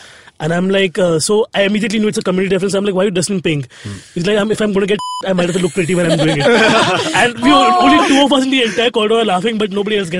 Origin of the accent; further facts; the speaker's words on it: Bhayandar, Maharashtra, India; I'm from Bayandar.